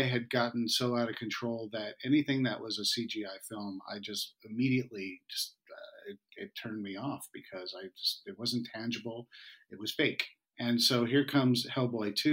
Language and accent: English; Westchester, New York, United States; moved away as an adult; now in Los Angeles, United States; I grew up in Westchester, New York, and I went to school in New England in upstate New York.